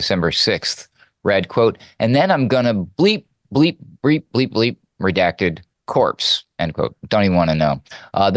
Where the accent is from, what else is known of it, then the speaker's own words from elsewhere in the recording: New Hampshire, United States; moved away; I was actually born and raised in New Hampshire